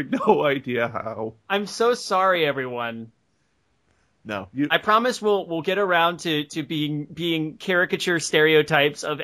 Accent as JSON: {"language": "English", "country": "Australia", "said": "hello, I am Australian."}